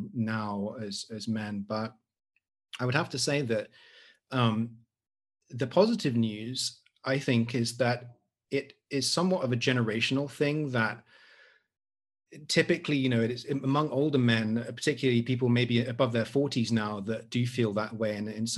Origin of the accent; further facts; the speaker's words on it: Oxford, South East England, United Kingdom; moved away as an adult; now in Singapore; I come from Oxford, but yeah, I'm from the UK. But I've been in Singapore for 10 years.